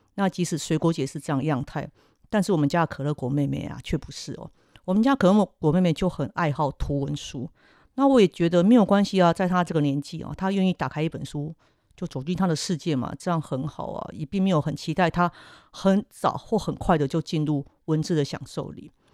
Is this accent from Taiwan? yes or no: yes; Kaohsiung, Taiwan; 我小时候住在高雄